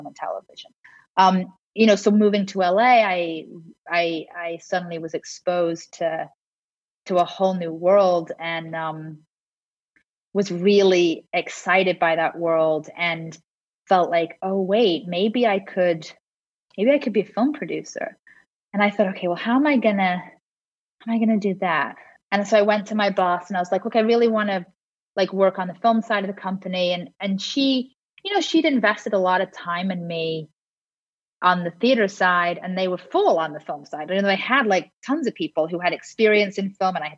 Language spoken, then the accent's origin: English; Liverpool, North West England, United Kingdom; also born or lived in London; now in Los Angeles, United States; growing up in Liverpool